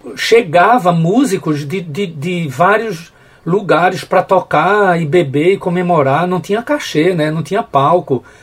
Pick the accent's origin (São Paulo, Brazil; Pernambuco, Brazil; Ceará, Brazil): Pernambuco, Brazil; Carpina; eu não sou de Carpina do centro, eu sou de Carpina Dentro do canavial, um, um distrito chamado Açudinho